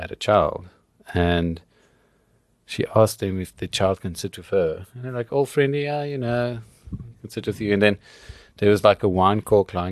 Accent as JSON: {"language": "English", "town": "Cape Town", "region": "Western Cape", "country": "South Africa", "said": "I'm from Cape Town."}